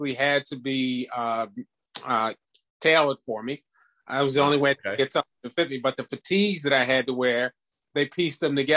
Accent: Prince George's County, Maryland, United States; also born or lived in DMV (Washington metropolitan area); I grew up in Prince George's County

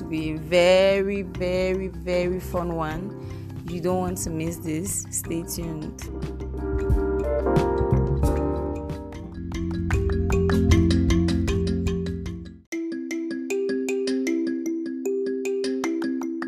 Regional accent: Yaoundé, Centre, Cameroon; English is a second language; also born or lived in Bamenda; I grew up in Cameroon, I grew up in Yaoundé, so bon, je suis francophone plus que je suis anglophone.

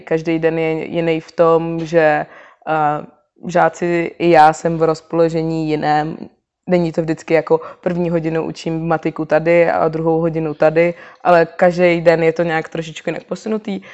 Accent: Prague, Czechia; původně pocházím ze Zbraslavy a bydlela jsem celý život s rodičema na Zbraslavě

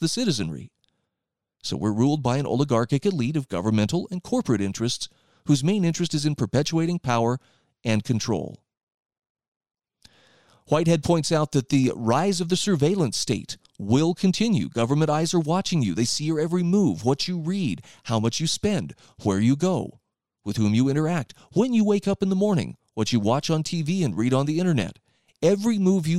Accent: Utah, United States; here where I live in my home state of Utah

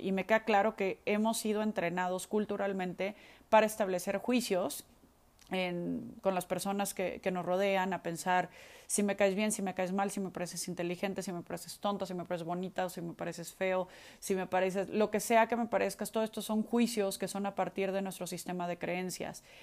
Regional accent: Mexico; soy mexicana

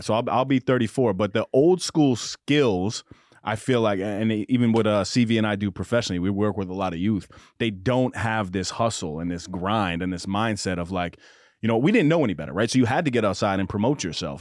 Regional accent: Mount Vernon, New York, United States; I played basketball growing up in Mount Vernon

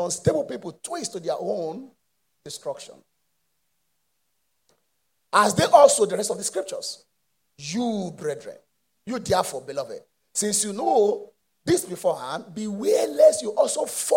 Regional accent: Mushin, Isolo Road, Lagos, Nigeria; I was born in Moshi, in Isolo Road

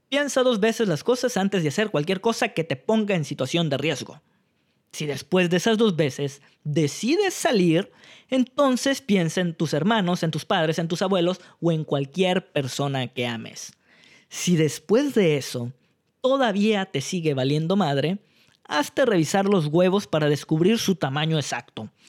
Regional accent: Mexico; sacan lo peor o lo mejor de nosotros como mexicanos.

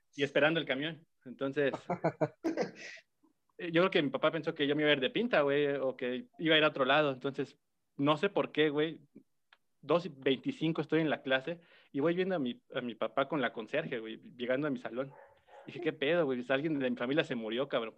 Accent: Puebla, Mexico; yo soy de Puebla, amigo, yo soy de barrio.

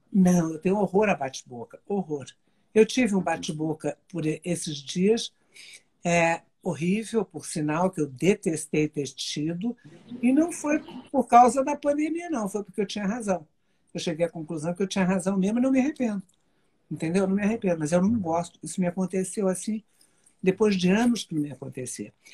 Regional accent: Brazil; E nós e cinco nascemos no Brasil, minhas quatro irmãs e eu.

